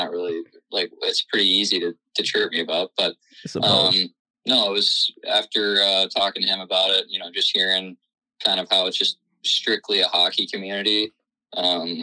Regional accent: Dallas, Texas, United States; moved away as an adult; I'm from Dallas

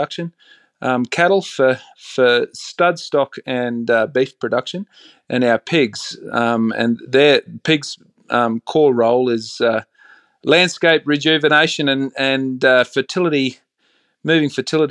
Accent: Bundaberg, Queensland, Australia; I grew up in a town called Bundaberg, sort of central coastal Queensland

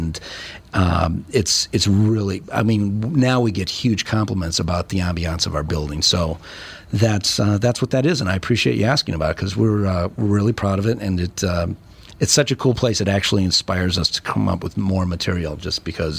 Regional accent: St. Paul, Minnesota, United States; I grew up in Highland Park, St. Paul.

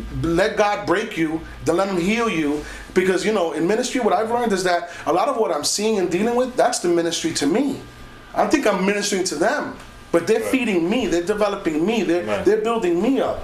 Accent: New York, United States; I am a black Puerto Rican from Spanish Harlem

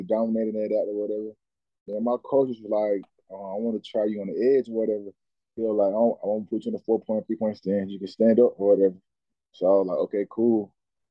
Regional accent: Winston, Georgia, United States; also born or lived in Atlanta, Georgia; I'm from Winston, Georgia. It's like a little bit of it's like on the outside of Douglasville. That's where I'm from, the country. I grew up in the country boy

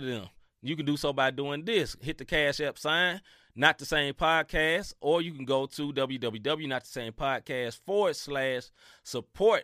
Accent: Memphis, Tennessee, United States; I'm from Memphis, Tennessee. You know what I mean? And I love my city, Memphis, Tennessee

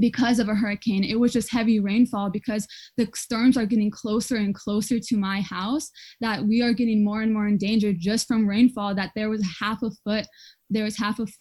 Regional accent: Rayne, Louisiana, United States; I'm from Rain, Louisiana, and Rain, Louisiana is in Southwest Louisiana

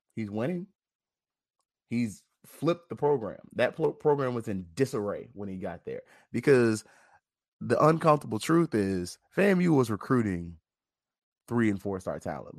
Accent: Tallahassee, Florida, United States; I'm just from Tallahassee, born and bred

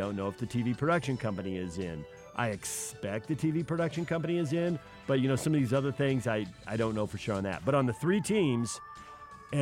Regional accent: San Diego, California, United States; moved away; I grew up in San Diego.

